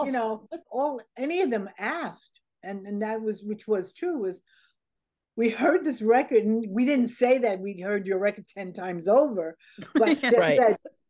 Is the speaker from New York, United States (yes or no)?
yes; New York, United States; this is my hometown.